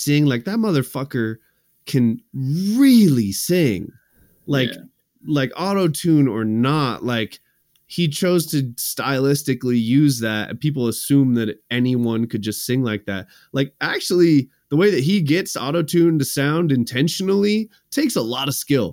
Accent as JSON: {"language": "English", "town": "Seattle", "region": "Washington", "country": "United States", "tie": "born or raised there", "said": "I grew up in Seattle"}